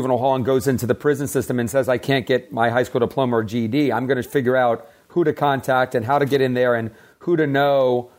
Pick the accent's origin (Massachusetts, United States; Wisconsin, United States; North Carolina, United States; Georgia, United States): Georgia, United States; Atlanta; now in Los Angeles, United States; I grew up in Atlanta to parents that were always like having us be of service